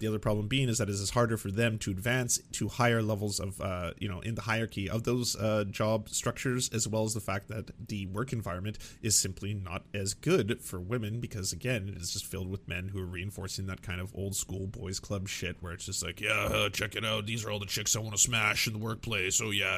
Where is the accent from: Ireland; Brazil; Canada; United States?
Canada; as a Canadian myself, that we do have to work hard to undo the unlimited amounts of damage that the good doctor has kind of ravaged upon the world.